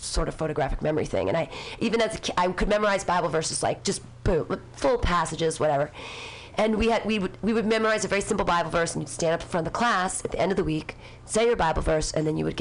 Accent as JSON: {"language": "English", "town": "Danville", "region": "California", "country": "United States", "tie": "born or raised there", "also_born_or_lived": "Livermore", "said": "I grew up in Danville"}